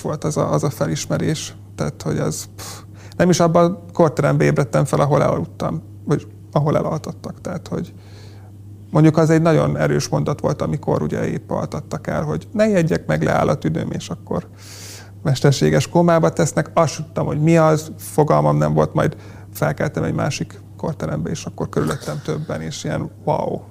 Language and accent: Hungarian; Polgár, Hajdú-Bihar, Hungary; én polgáról származom